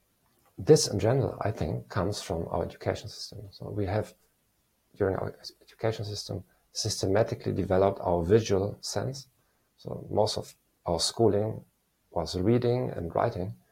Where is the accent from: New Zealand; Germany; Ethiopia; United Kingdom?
Germany; moved away as an adult; also born or lived in Eastern Europe; I'm a psychologist from Germany